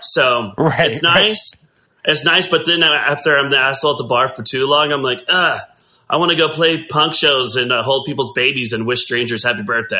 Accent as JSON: {"language": "English", "town": "Katy", "region": "Texas", "country": "United States", "tie": "born there", "said": "Well, I was born in Katy, Texas."}